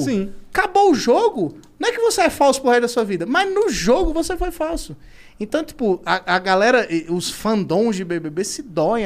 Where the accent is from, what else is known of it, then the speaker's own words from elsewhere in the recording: Maceió, Alagoas, Brazil; eu sou de Maceió